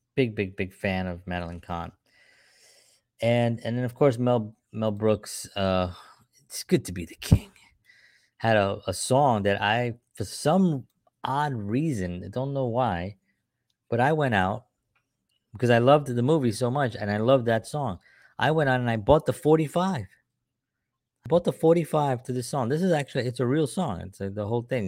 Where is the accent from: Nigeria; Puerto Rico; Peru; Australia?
Puerto Rico; I'm Puerto Rican